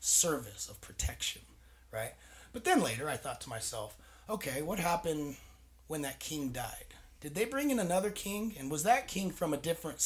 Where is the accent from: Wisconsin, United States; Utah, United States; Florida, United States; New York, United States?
Utah, United States; Salt Lake City; moved away as an adult; also born or lived in San Diego, California; now in Butte, United States; I'm from Glendale, Salt Lake City, lived in Rose Park